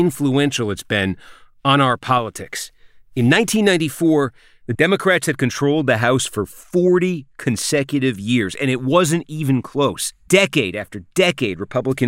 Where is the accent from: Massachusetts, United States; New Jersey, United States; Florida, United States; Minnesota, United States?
Massachusetts, United States; Groton; my hometown of Groton, Massachusetts.